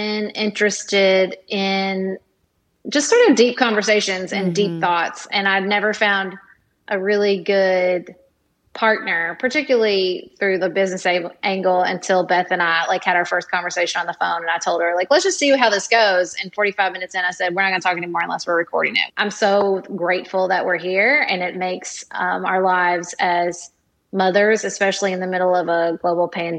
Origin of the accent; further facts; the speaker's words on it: Paducah, Kentucky, United States; also born or lived in Washington, D.C.; my primary reason for moving back to my hometown of Paducah